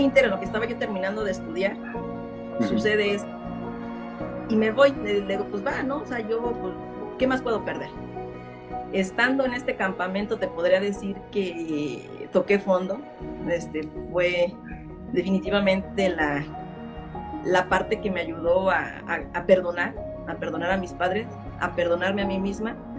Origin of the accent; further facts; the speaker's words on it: Mexico City, Mexico; nací en Iztapalapa, México